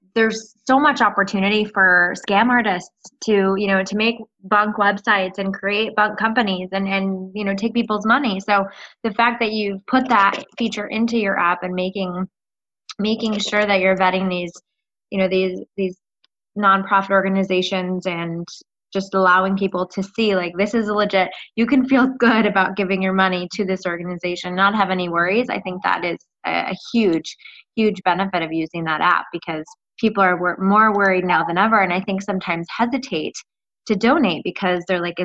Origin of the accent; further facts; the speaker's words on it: Minnesota, United States; I'm from Minnesota.